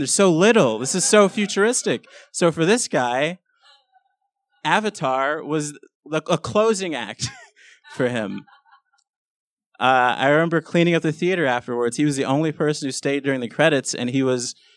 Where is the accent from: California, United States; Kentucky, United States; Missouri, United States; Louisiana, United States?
California, United States; Los Angeles; I grew up in South Central LA, which is a pretty bad neighborhood.